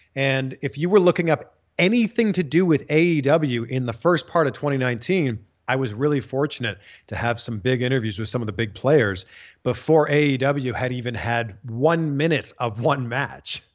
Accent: Pickering, Ontario, Canada; moved away as an adult; now in United States; Canadian, born and raised just outside of Toronto. I'm from Pickering, Ontario.

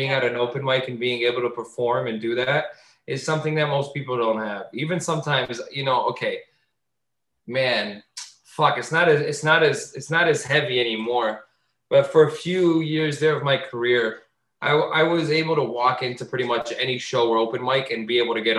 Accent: Azores, Portugal; accent: Azorean; I grew up in the Portuguese community. If you're a mainlander, you're mean to islanders, and people were always mean to me because I spoke like an islander. I spoke like an Azorean.

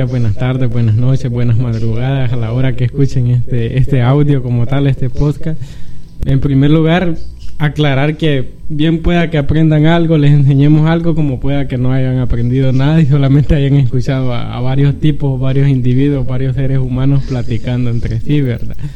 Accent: El Salvador; platicar entre, entre cheros, entre guanacos, que somos buenos salvadoreños, ¿verdad?

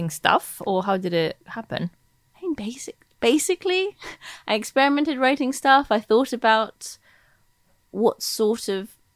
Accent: United Kingdom; accent: American; also born or lived in United States; I confusingly for listeners, I grew up in Britain.

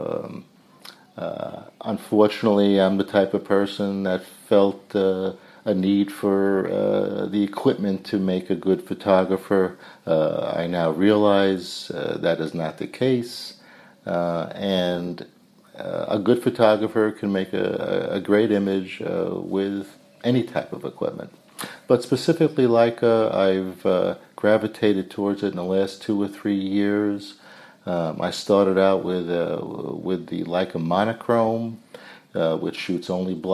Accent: Long Island, New York, United States; I'm a CPA from Long Island, born and raised on Long Island

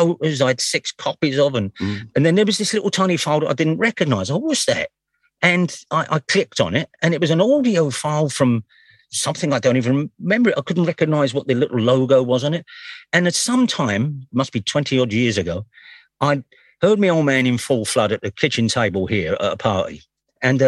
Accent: London, United Kingdom; I was 20 by the time I moved away, but I was born in Deptford, and then we moved straight to the Silver Estate

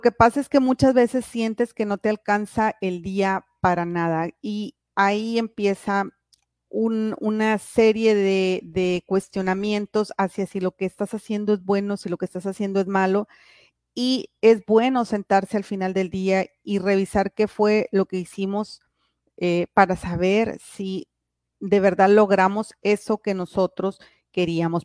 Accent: Piedras Negras, Coahuila, Mexico; yo soy aquí de Piedras Negras

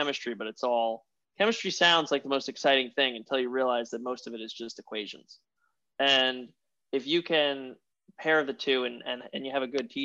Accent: upstate New York, United States; also born or lived in Queens, New York City; now in New York City, United States; I'm actually from upstate, but I've spent a lot of my formative years in the city. I was in Queens for a little while, and now I'm in the center of Manhattan

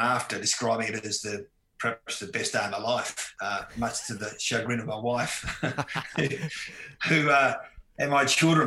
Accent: Tasmania, Australia; growing up in Tasmania, I had a, you know, wonderful, free-spirited childhood

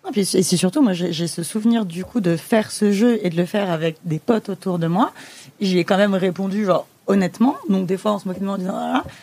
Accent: Le Blanc-Mesnil, Île-de-France, France; j'ai grandi au Blanc-Ménil, en Seine-Saint-Denis

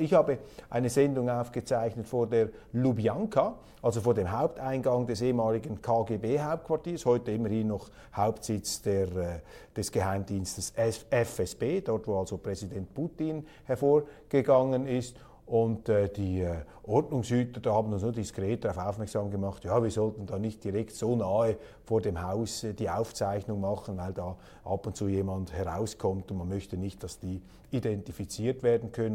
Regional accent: Switzerland; Als Schweizer

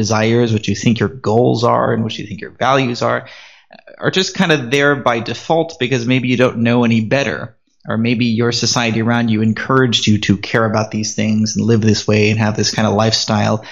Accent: San Diego, California, United States; moved away as an adult; also born or lived in Armenia; now in Davao City, Philippines; I'm originally from California, the good old USA, San Diego. And I stayed the first 18 years of my life

